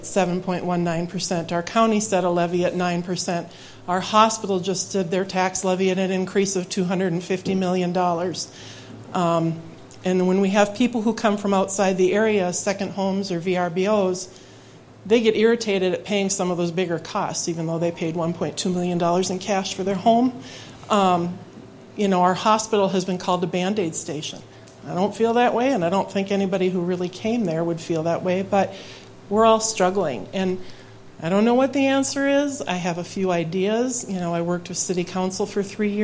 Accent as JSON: {"language": "English", "town": "Grand Marais", "region": "Minnesota", "country": "United States", "tie": "born or raised there", "said": "I was born and raised in Grand Marais, went away to college and accidentally came back"}